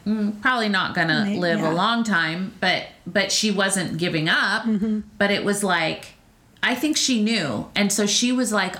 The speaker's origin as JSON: {"language": "English", "region": "California", "country": "United States", "said": "I'm from California"}